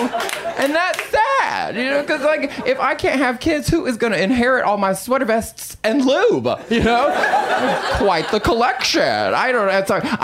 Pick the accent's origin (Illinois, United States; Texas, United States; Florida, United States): Texas, United States; now in Los Angeles, United States; I'm from Texas, but I live in Los Angeles